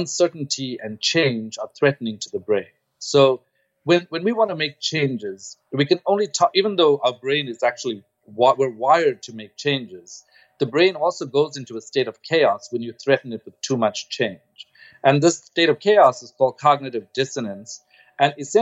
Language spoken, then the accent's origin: English; Durban, KwaZulu-Natal, South Africa; moved away; also born or lived in Stellenbosch; I grew up in Durban, and I was the first student of color in this department that I went